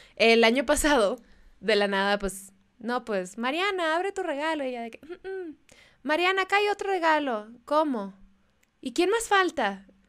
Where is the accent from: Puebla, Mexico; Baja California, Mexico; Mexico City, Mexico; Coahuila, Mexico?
Baja California, Mexico; Mexicali; first language Spanish